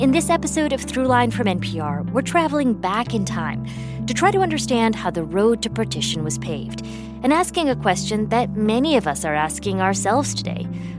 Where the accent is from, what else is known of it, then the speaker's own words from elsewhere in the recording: Indiana, United States; I grew up in Indiana. We were one of the only South Asian families in our town.